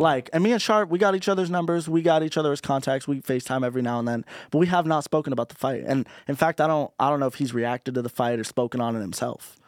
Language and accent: English; Orange County, California, United States; being from Orange County